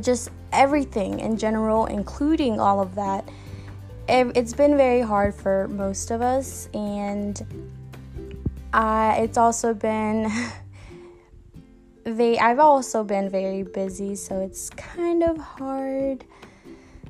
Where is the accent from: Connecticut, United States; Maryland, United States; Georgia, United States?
Georgia, United States; moved away; I did grow up in a small southern town in Georgia